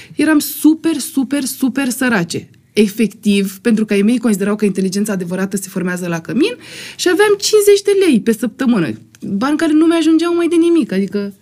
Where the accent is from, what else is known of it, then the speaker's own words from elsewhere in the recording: Constanța, Constanța County, Romania; moved away; eram din Constanța